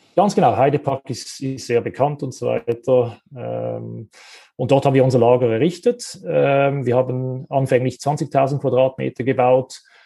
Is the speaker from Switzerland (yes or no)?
yes; Switzerland; Wir kommen ja aus der Schweiz